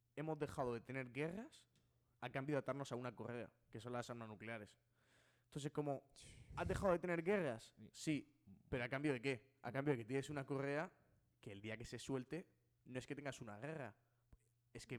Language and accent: Spanish; Spain; soy español